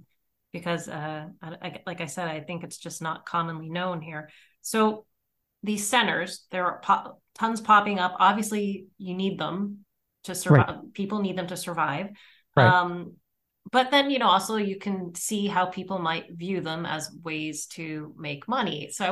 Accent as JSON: {"language": "English", "town": "Trucksville", "region": "Pennsylvania", "country": "United States", "tie": "born or raised there", "said": "Trucksville, Pennsylvania. Not right in Trucksville."}